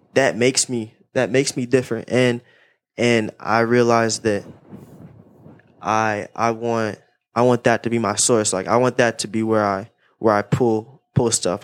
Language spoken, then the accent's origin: English; Raleigh, North Carolina, United States; I'm from Raleigh, Raleigh, North Carolina